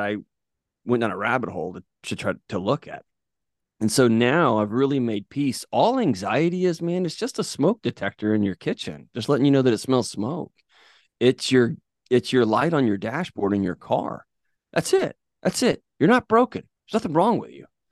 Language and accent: English; Texas, United States; now in Tennessee, United States; growing up in Texas